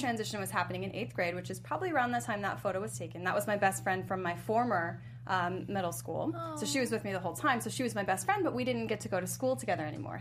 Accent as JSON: {"language": "English", "town": "Chesterfield", "region": "Virginia", "country": "United States", "tie": "born or raised there", "said": "I went to middle and high school in Chesterfield, Virginia."}